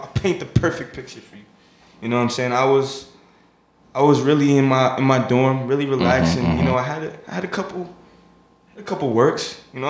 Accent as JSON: {"language": "English", "town": "New York City", "region": "New York", "country": "United States", "tie": "born or raised there", "also_born_or_lived": "Brooklyn, New York City", "said": "I was born in Brooklyn, raised in Queens."}